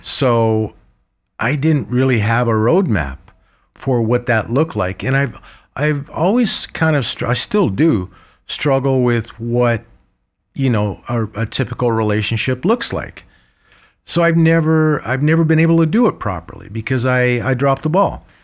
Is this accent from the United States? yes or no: no; Egypt; moved away; I was born in Egypt, uh, with an Armenian name like